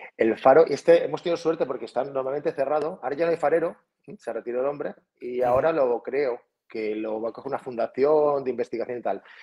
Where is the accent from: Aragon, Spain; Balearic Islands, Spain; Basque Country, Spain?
Balearic Islands, Spain; Felanitx; now in Portocolom, Spain; yo soy de Felanich, y que está a 12 kilómetros, y vivo en Puerto Colón, justo aquí al lado